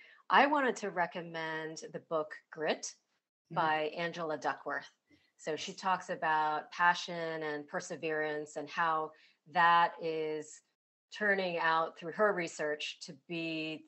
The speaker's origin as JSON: {"language": "English", "country": "United States", "tie": "born or raised there", "said": "my background with Chinese immigrant parents and growing up in the United States with my parents"}